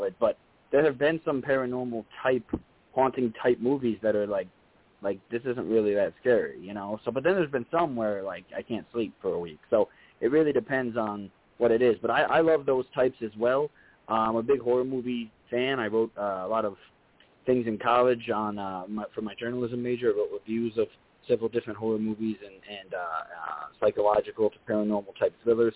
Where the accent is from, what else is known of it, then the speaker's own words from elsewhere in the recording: New York, United States; I'm from New York